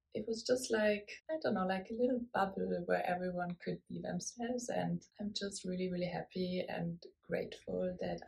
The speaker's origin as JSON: {"language": "English", "country": "Germany", "moved": "yes", "lives_now": "Paris, France", "said": "I'm 35 years old. I'm originally from Germany, but I live in Paris, France."}